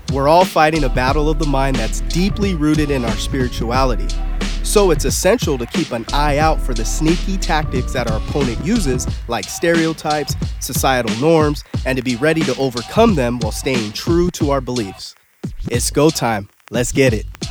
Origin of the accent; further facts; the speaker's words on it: California, United States; I say America